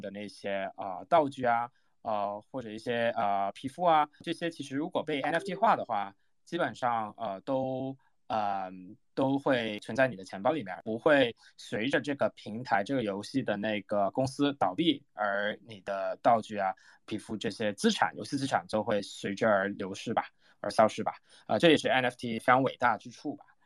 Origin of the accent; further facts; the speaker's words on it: Hong Kong; 我是在香港长大的嘛